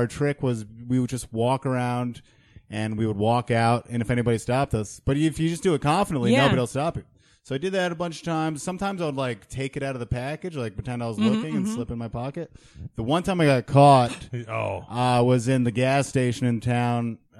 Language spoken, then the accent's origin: English; upstate New York, United States; also born or lived in Rutland, Vermont / Middleburg, New York / Gilboa, New York / Lake Luzerne, New York; I moved to upstate New York as a boy.